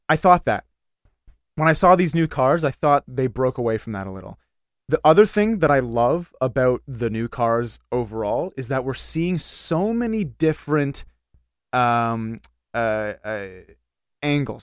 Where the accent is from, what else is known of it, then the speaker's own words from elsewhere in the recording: Canada; we're Canadian.